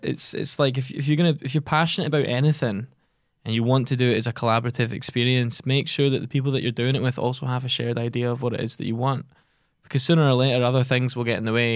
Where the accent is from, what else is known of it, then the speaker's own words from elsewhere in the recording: Giffnock, Scotland, United Kingdom; also born or lived in Edinburgh; only one of us is strictly from Glasgow, and that's me, and I'm from Gifnut.